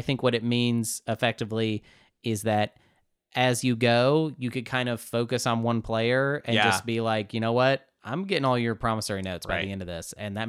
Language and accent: English; Arkansas, United States; we are from Arkansas.